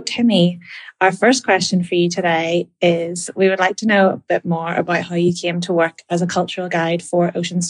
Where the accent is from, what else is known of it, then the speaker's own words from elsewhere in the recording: Belfast, Northern Ireland, United Kingdom; I'm from Belfast, Northern Ireland, and I'm on the program for 3 weeks.